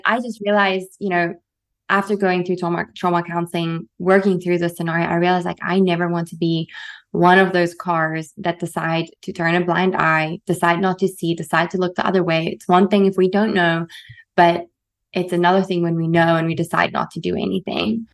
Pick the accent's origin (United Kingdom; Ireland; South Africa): South Africa; moved away as an adult; growing up in South Africa